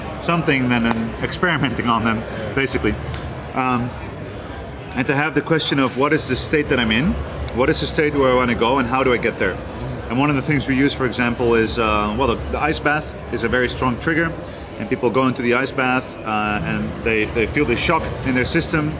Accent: Netherlands; I'm from the Netherlands. That's where I'm from and that's where I was born and raised.

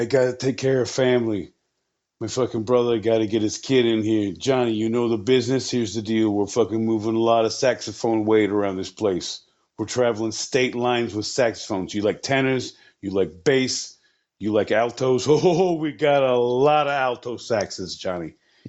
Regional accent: New Jersey, United States; We're from Jersey, baby. We're from Jersey.

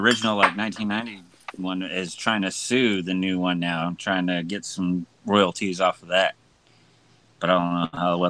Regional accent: Wichita, Kansas, United States; I was born in Wichita, Kansas, not Wichita Falls.

